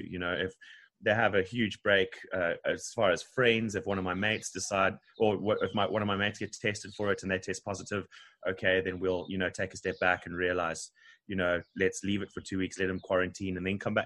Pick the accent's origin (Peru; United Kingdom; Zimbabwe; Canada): Zimbabwe; Harare; moved away as an adult; now in Durban, South Africa; Originally from Zimbabwe, um, country above South Africa, uh, in Harare. Yeah, so I have twenty years of my life there